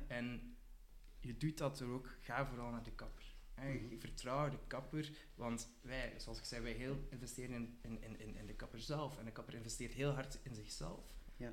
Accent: Ghent, Flanders, Belgium; ik kom uit Gent

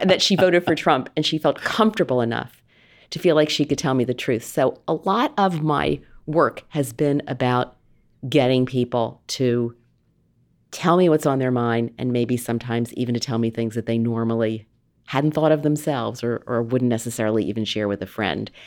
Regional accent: outside of Philadelphia, Pennsylvania, United States; moved away; also born or lived in New England; I grew up outside of Philadelphia, basically on the wrong side of the tracks

